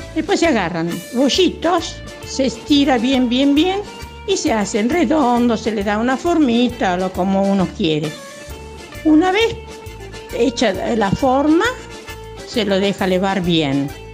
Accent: Ricadi, Calabria, Italy; now in Valencia; Soy calabresa de la provincia de Catanzaro antes, ahora vivo Valencia

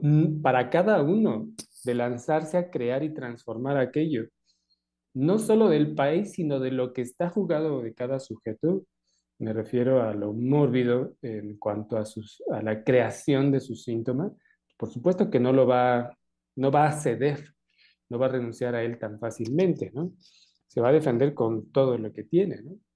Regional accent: Mexico; lo propio de cada uno de nosotros como mexicanos

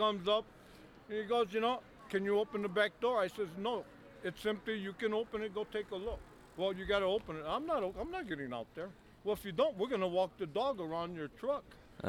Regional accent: United States; first language English; I'm American. And I'm speaking English. That's where I'm from.

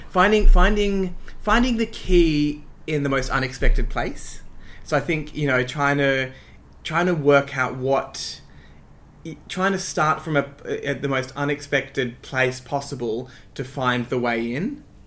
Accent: Sydney, New South Wales, Australia; also born or lived in Croydon Park / North Strathfield; i grew up in ashfield in um, the inner west of sydney

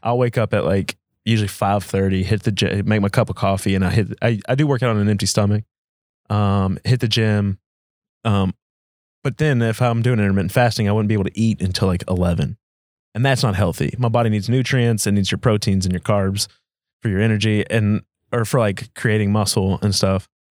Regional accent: United States; as American citizens

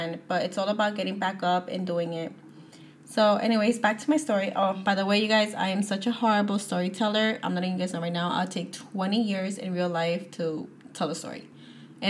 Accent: New Jersey, United States; I'm from New Jersey

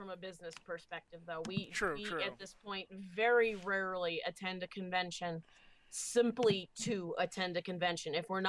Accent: Florida, United States; moved away; See, I'm from Florida, the cosplay redheaded stepchildren of the USA.

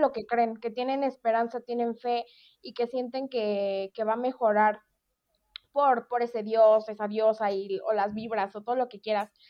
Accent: Mexico; nuestra cultura como mexicanos

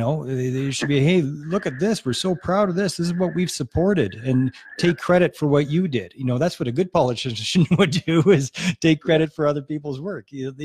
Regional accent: Edmonton, Alberta, Canada; I'm from Edmonton, brother.

